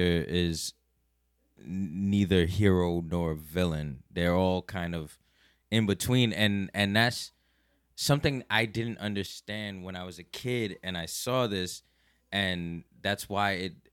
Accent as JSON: {"language": "English", "town": "New York City", "region": "New York", "country": "United States", "tie": "born or raised there", "said": "living and growing up in Brooklyn"}